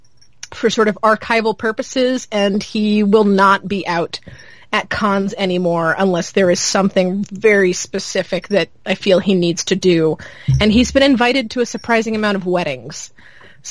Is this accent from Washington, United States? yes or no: no; Charlotte, North Carolina, United States; moved away; I was born in Charlotte and I grew up in the suburbs of Charlotte.